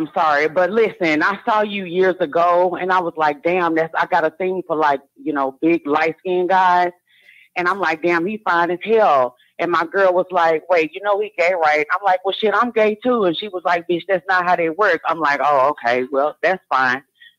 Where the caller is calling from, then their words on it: Dallas, Texas, United States; I'm calling from Dallas, Texas.